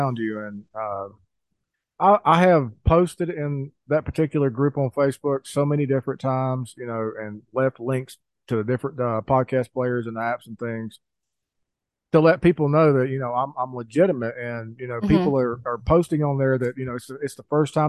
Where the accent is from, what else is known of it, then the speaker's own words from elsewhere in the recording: mountains of North Carolina, United States; now in Idaho, United States; growing up in the mountains of North Carolina